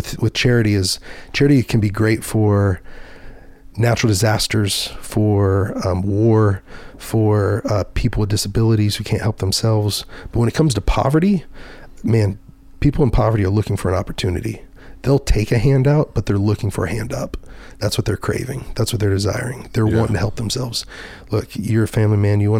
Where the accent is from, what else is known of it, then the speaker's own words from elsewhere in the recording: Dallas, Texas, United States; I was from Dallas, Fort Worth